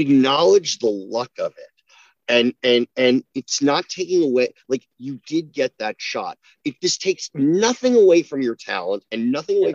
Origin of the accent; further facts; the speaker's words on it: New Jersey, United States; I'm from New Jersey